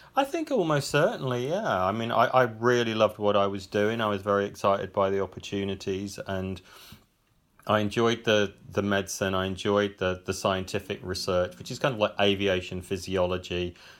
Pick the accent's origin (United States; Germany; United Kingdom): United Kingdom; Cannock, West Midlands; also born or lived in Birmingham; I grew up in Cannock, which is just a few miles, uh, a, away on the edge of the black country.